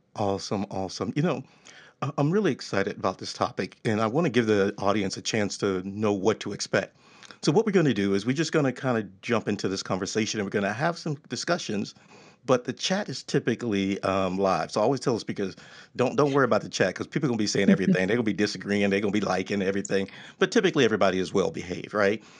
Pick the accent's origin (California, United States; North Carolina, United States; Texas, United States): Texas, United States; I'm from Texas